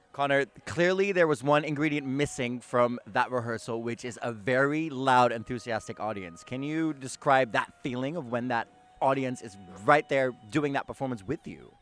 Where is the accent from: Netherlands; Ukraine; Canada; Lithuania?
Netherlands; Amsterdam, North Holland; I was born and raised in Amsterdam